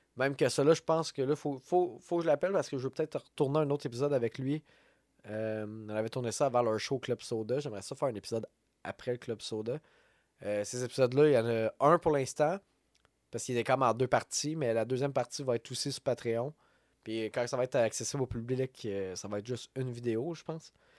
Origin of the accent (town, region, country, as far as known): Quebec, Canada